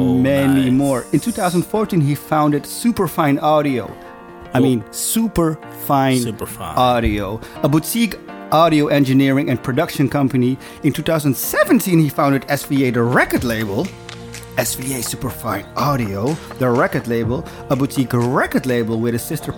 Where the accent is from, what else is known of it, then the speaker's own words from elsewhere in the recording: Philippines; I'm a Filipino guy